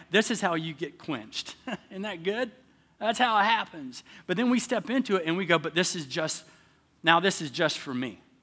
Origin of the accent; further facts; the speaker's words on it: the South, United States; moved away; I'm from the South